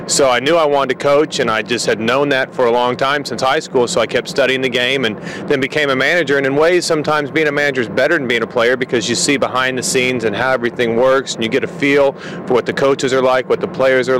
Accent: Oklahoma City, Oklahoma, United States; moved away as an adult; also born or lived in Kansas; I'm from Oklahoma City. I grew up there, went to high school there

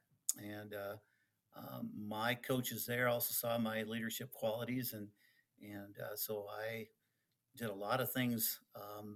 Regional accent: Oak Harbor, Washington, United States; first language Dutch; English is a second language; now in Ontario, California, United States; I grew up in Oak Harbor, Washington

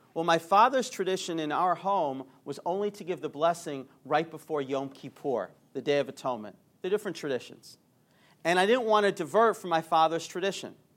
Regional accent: Atlanta, Georgia, United States; I grew up in Atlanta

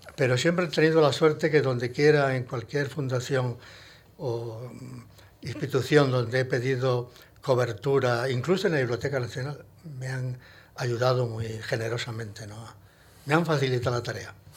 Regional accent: Hinojosa del Duque, Andalusia, Spain; also born or lived in Granada; now in Madrid, Spain; era realmente hinojoseño eh, eh, de cepa

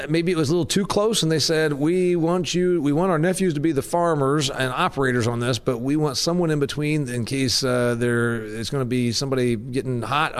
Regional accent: Indiana, United States; And I'm from Indiana. You're from Illinois. And it's a little different where we're from.

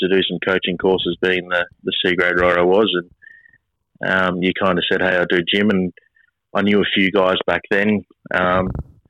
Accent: Mornington Peninsula, Victoria, Australia; I grew up on the Mornington Peninsula

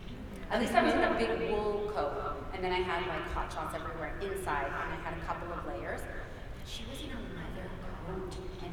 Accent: Canada; also born or lived in England; I've never experienced that cold in my life, and I am Canadian. I lived in England, like, my life

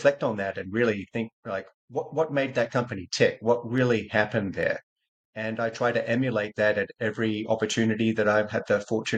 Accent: Australia; moved away as an adult; also born or lived in California; I'm Australian born, Australian educated

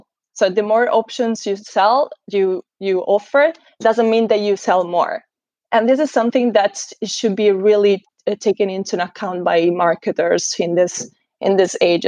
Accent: Italy; moved away as an adult; also born or lived in Scotland; I'm actually from Italy

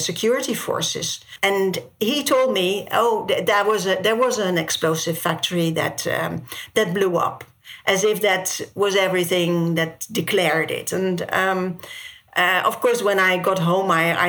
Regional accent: Netherlands; moved away as an adult; now in Iraq; I'm a journalist from Holland who has lived in Iraq for over a decade.

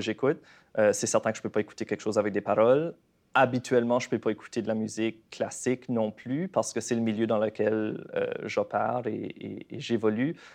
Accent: Canada; accent: Acadian; moved away as an adult; also born or lived in Montreal; quand j'ai déménagé à Montréal la première fois en tant qu'Acadien. Mon accent y est fort

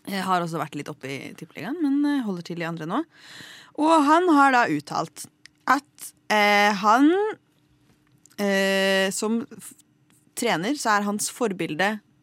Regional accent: Lillehammer, Innlandet, Norway; jeg er jo fra Lillehammer

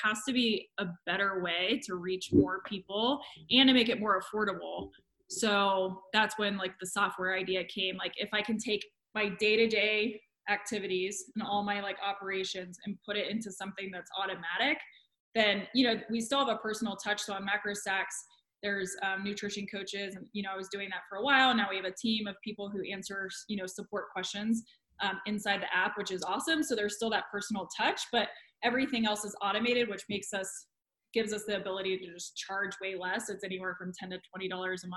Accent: Columbus, Ohio, United States; moved away; also born or lived in Florida; I'm from Columbus, Ohio

